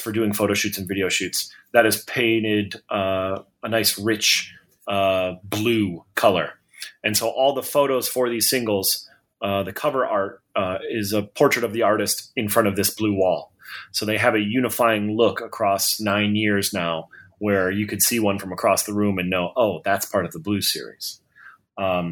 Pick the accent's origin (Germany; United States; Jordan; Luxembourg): United States; Detroit, Michigan; moved away as an adult; now in Nashville, United States; I was born and raised in Detroit